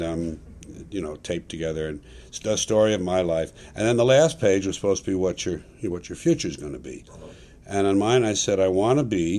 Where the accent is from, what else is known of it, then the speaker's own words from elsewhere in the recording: New York City, New York, United States; moved away as an adult; now in California, United States; I was born in Manhattan, New York City, New York County, New York State. Born there and raised there